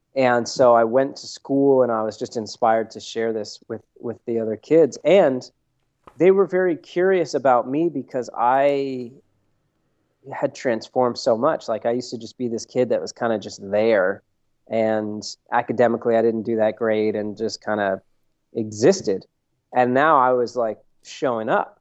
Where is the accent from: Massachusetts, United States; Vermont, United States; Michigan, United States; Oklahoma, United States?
Vermont, United States; now in Santa Barbara, United States; I'm originally from Vermont